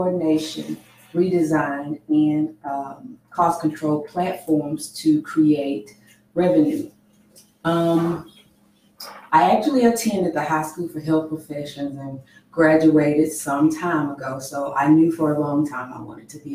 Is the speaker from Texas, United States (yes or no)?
yes; Houston, Texas, United States; born and raised here in Houston